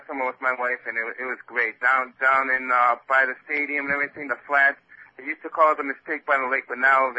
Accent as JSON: {"language": "English", "town": "Cleveland", "region": "Ohio", "country": "United States", "moved": "yes", "lives_now": "Miami, United States", "said": "I am a Buckeye, but unfortunately I live down here. I'm from Cleveland, Ohio."}